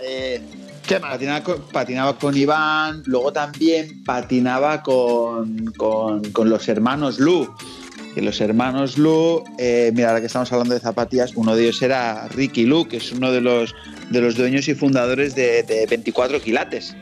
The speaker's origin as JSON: {"language": "Spanish", "town": "La Palma de Cervelló", "region": "Catalonia", "country": "Spain", "tie": "born or raised there", "said": "este pueblo se llama La Palma de Cervelló y es un pueblo eh, súper pequeño de la provincia del Valle Llobregat en Barcelona."}